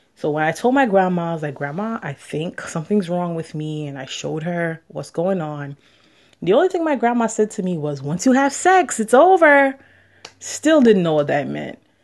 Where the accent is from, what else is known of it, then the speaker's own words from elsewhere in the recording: New York City, New York, United States; also born or lived in Jamaica; I'm from Queens, New York, and I would just like to share my experiences as a Jamaican woman exploring her sexuality.